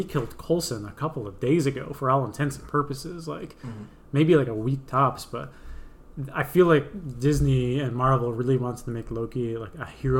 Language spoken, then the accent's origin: English; Canada; we're a Canadian one